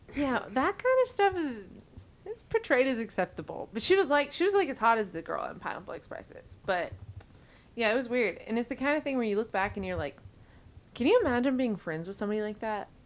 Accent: Mississippi, United States; we had a baby and raised her in Mississippi

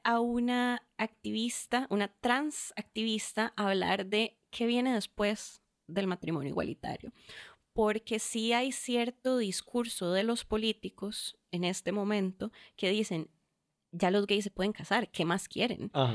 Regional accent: Curridabat, San José, Costa Rica; also born or lived in Venezuela; muy temprana edad regresamos acá a Costa Rica, eh, crecí en Curridabat

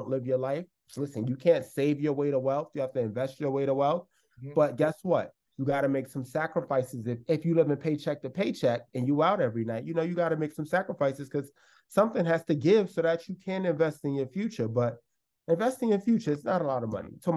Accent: New York City, New York, United States; moved away as an adult; also born or lived in Los Angeles; now in New York City, United States; From New York, born and raised in the Bronx, moved to LA.

